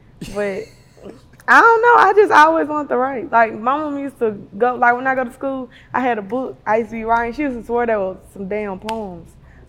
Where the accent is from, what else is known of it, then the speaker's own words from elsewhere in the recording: Memphis, Tennessee, United States; I'm from South Memphis, Barley.